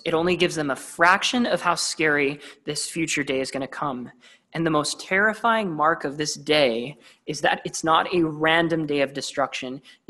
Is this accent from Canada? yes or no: yes; Vancouver, British Columbia, Canada; I'm from Vancouver, which is part of the Pacific Northwest, all along the coast.